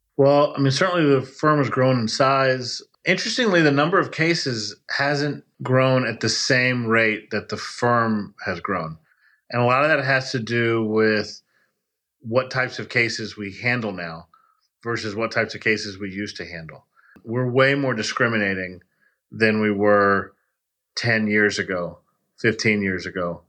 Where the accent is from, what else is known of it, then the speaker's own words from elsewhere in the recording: Texas, United States; also born or lived in Miami, Florida; now in Spring Hill, United States; I grew up in Texas